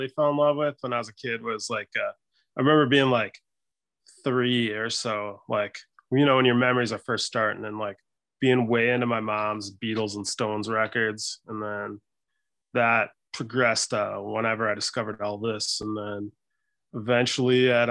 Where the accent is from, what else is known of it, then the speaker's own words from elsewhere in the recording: Stevens Point, Wisconsin, United States; now in Milwaukee, United States; I'm from Stevens Point, which is about 2.5 hours north of here